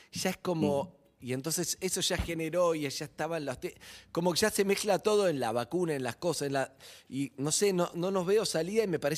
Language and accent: Spanish; Argentina; siempre y cuando pensemos que somos argentinos